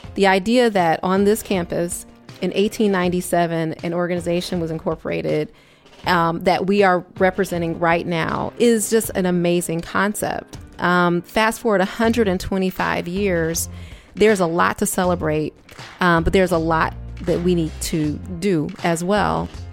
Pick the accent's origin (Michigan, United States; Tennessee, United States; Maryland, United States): Michigan, United States; Detroit; moved away as an adult; also born or lived in Chicago; I am from Detroit, Michigan, and, um, returning to Michigan after leaving in nineteen ninety-four